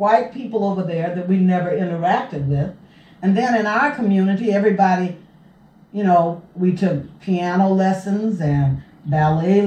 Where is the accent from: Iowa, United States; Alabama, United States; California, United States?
Alabama, United States; Montgomery; moved away; also born or lived in Nashville, Tennessee; I was born and reared in Montgomery, Alabama.